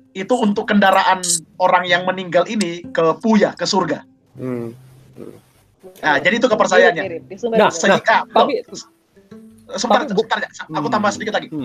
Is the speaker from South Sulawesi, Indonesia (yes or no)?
yes; South Sulawesi, Indonesia; karena saya kebetulan orang Toraja, Mbak.